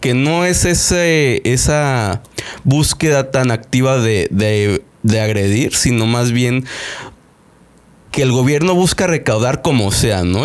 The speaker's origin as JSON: {"language": "Spanish", "country": "Mexico"}